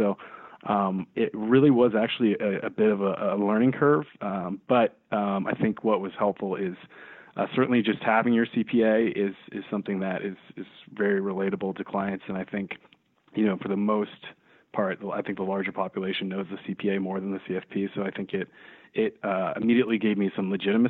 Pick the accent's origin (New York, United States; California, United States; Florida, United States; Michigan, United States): California, United States; the Bay Area; I grew up in the Bay Area and I went to UC Davis